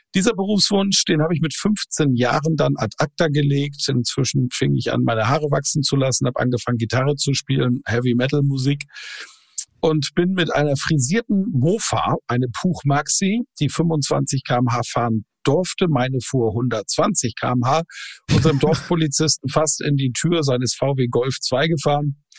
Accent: Plön district, Schleswig-Holstein, Germany; geboren am Weltfrauentag, 8.3.1972 im Kreis Plön. Das ist der Kreis direkt südlich der schleswig-holsteinischen Landeshauptstadt Kiel

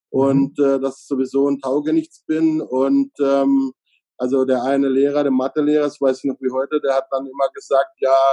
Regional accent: Freiburg im Breisgau, Baden-Württemberg, Germany; born there; Also ich bin in Freiburg im Breisgau geboren. Da streiten sich jetzt manche drüber, ob das der Schwarzwald ist oder nicht.

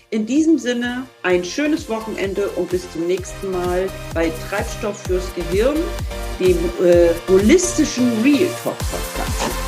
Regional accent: Northern Germany, Germany; accent: Hamburg; ich mache es mit dem Hamburger Slang, manchmal ein bisschen nasal, aber so ist das eben. Ja? Ich komme eben aus dem Norden und du aus dem Pott.

